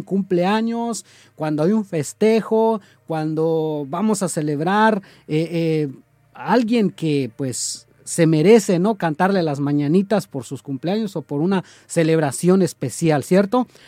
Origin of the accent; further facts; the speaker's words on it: Mexico; nuestro lindo México